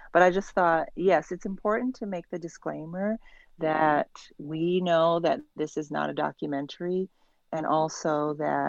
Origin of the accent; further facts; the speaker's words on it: United States; I'm coming to this as an American